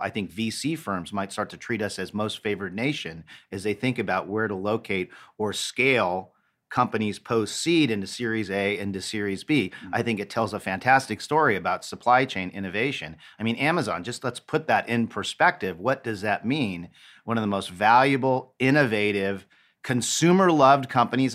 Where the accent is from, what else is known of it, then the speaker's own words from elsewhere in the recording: Los Angeles, California, United States; now in Cincinnati, United States; my hometown of Los Angeles